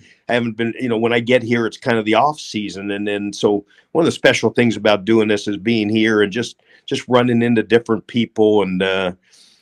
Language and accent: English; California, United States; moved away as an adult; now in Chapel Hill, United States; I came from California.